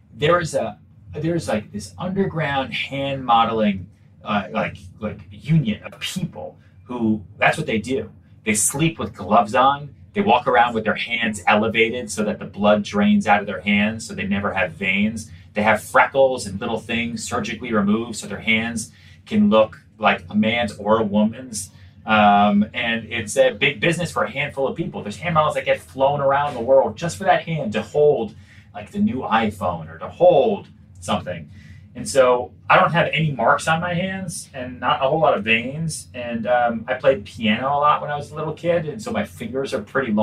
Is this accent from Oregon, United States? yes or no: no; outside Boston, North Shore, Massachusetts, United States; also born or lived in Texas / Long Island; now in New York, United States; I grew up outside Boston. Really, I lived on Long Island for a little bit, but really kind of my formative years. So, you know, junior high, high school was was outside Boston